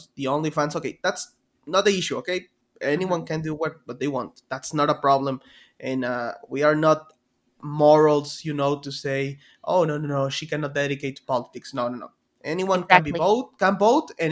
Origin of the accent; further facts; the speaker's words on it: Chihuahua, Mexico; English is a second language; I'm from Chihuahua